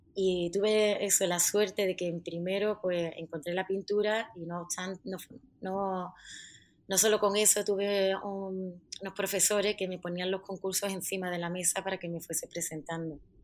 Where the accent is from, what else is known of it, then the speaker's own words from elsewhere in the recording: Jerez de la Frontera, Andalusia, Spain; now in Madrid, Spain; soy de Jerez, pero he nacido y me he criado en, una barriada de allí que está en medio del campo